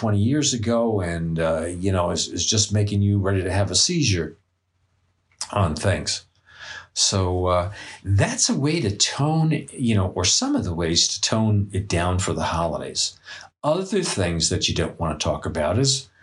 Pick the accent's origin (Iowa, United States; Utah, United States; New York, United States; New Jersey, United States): New York, United States; I come from New York